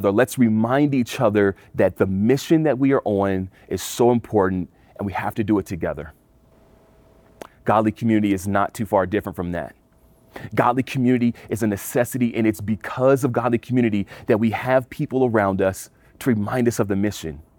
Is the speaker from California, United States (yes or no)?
yes; California, United States; now in Colorado, United States; I come from California, I moved to Colorado.